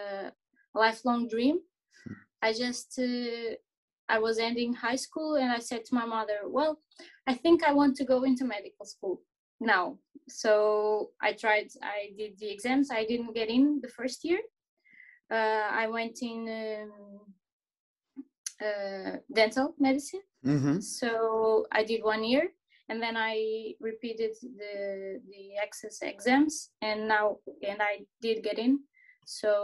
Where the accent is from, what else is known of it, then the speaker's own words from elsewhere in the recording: Portalegre, Alentejo, Portugal; moved away as an adult; also born or lived in Porto, Portugal; now in Lisbon, Portugal; I grew up in Porto Alegre, in Portugal, a very small town in the Alentejo